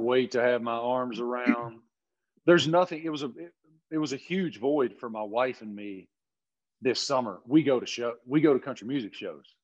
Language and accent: English; Appalachia, United States; I grew up in Appalachia